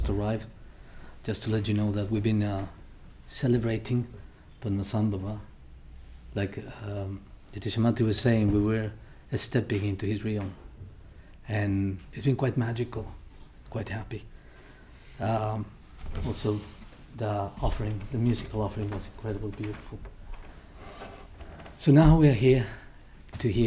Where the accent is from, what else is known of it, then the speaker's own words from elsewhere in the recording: Mexico; moved away; I'm originally from Mexico